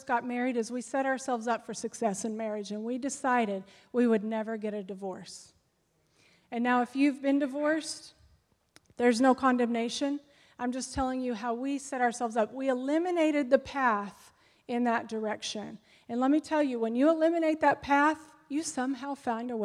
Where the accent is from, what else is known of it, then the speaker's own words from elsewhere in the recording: United States; we as Americans